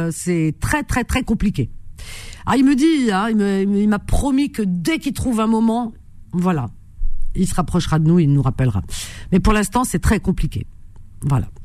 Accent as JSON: {"language": "French", "country": "Tunisia", "said": "suis de Tunisie."}